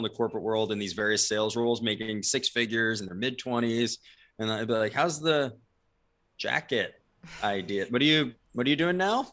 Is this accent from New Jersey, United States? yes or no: yes; New Jersey, United States; moved away as an adult; also born or lived in San Diego; I was originally from New Jersey